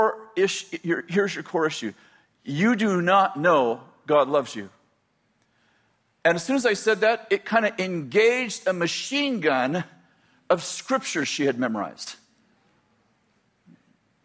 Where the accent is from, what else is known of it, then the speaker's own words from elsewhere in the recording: the Bay Area, California, United States; moved away as an adult; also born or lived in Weaverville, California / Redding, California; I was raised in the Bay Area at 20 years old, 22 years old. Yeah, 22 years old, we moved to Weaverville